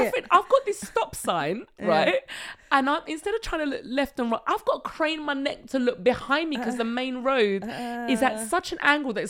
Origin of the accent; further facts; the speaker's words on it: England, United Kingdom; moved away as an adult; now in France; I'm English